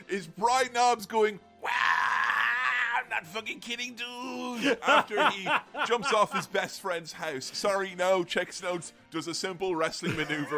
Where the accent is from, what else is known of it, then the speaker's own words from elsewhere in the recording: Ireland; back when I was a young boy growing up in Ireland